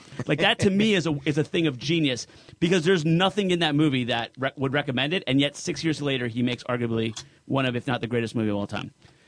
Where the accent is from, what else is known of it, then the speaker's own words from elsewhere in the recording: New Jersey, United States; I'm Sicilian from Jersey.